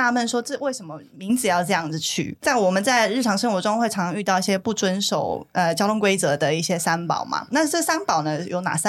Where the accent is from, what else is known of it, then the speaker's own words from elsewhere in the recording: Taiwan; 对，是我们台湾人，是我们台湾人。